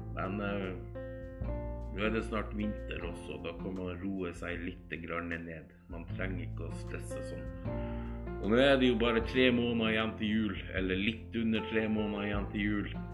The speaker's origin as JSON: {"language": "Norwegian", "town": "Alta", "region": "Finnmark", "country": "Norway", "also_born_or_lived": "Skien, Telemark", "moved": "yes", "lives_now": "Troms, Norway", "said": "jeg er egentlig fra Alta i Finnmark"}